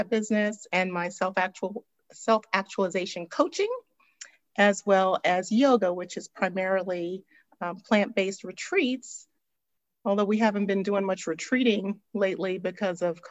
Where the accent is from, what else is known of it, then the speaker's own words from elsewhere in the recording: New York City, New York, United States; now in Atlanta, United States; I was born and raised in Brooklyn, New York.